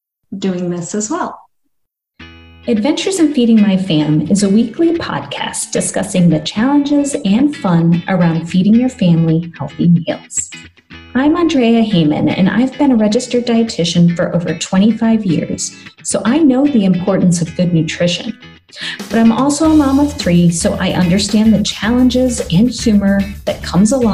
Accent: Madison, Wisconsin, United States; I grew up in Madison, Wisconsin

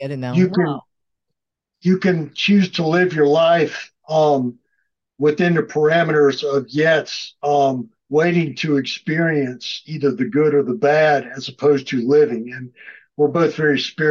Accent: South Carolina, United States; We're both from South Carolina

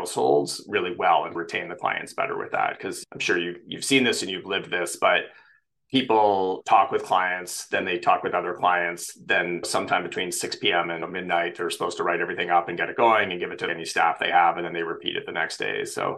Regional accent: Canada; now in San Francisco, United States; So I am Canadian. I grew up all over Canada, born far out east

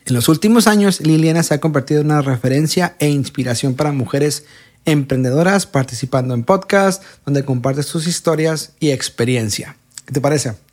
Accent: Tijuana, Baja California, Mexico; de mi ciudad natal, nacida y criada en Tijuana

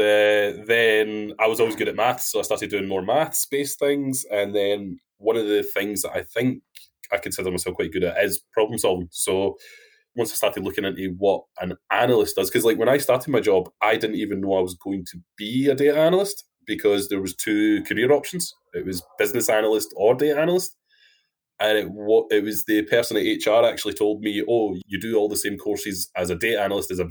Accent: Wilsontown, Scotland, United Kingdom; now in Edinburgh, United Kingdom; I'm from a tiny, tiny place called Wilsontown, which is in central Scotland.

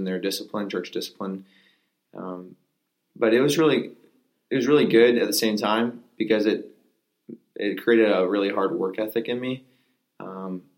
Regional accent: Pennsylvania, United States; Originally, I was born in Pennsylvania. Grew up in a small farm

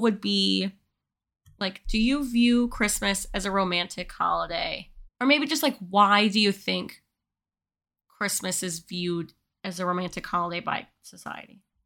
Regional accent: United States; We are women. We are white. We are American.

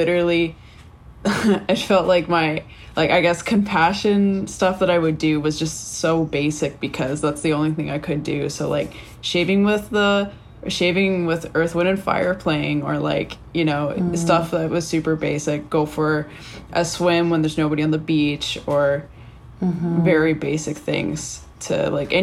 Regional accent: Canada; moved away; being Canadian

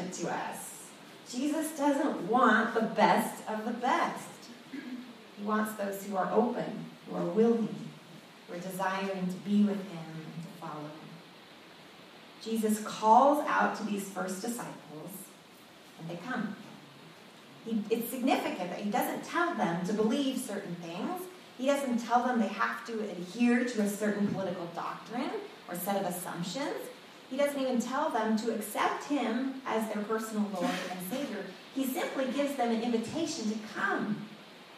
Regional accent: Sunnyvale, California, United States; I was growing up in Sunnyvale at the time

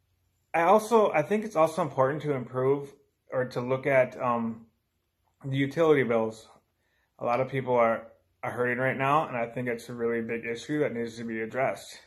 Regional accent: Delano, Minnesota, United States; also born or lived in Iraq; now in Buffalo, United States; longtime resident of Wright County. I grew up in Delano.

